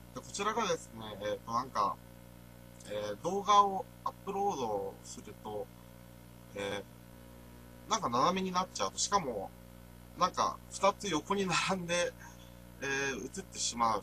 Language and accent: Japanese; Nagaoka, Niigata, Japan; 新潟県長岡市の出身です。